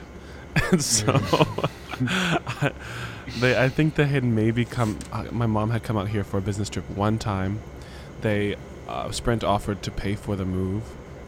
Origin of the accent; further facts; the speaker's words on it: Olathe, Kansas, United States; also born or lived in Orlando, Florida; So we grew up in Olathe, Kansas